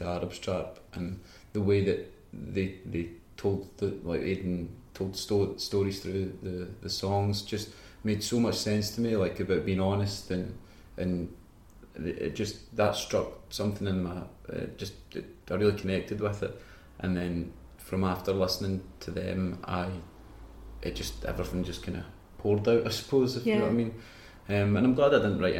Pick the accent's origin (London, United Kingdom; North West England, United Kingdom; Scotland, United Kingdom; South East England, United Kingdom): Scotland, United Kingdom; Banton; also born or lived in Falkirk / Kilsyth; growing up in Banton, it's like 20 minutes from Falkirk.